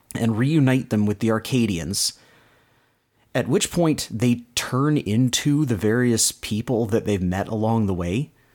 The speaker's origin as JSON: {"language": "English", "country": "Canada", "accent": "Canadian", "said": "my Canadian accent."}